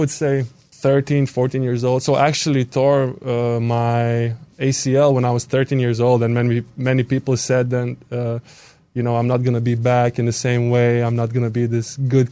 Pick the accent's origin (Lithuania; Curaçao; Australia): Lithuania; Iglauka, Marijampolė County; moved away as an adult; also born or lived in Kaunas, Lithuania; now in United States; growing up in Iglauka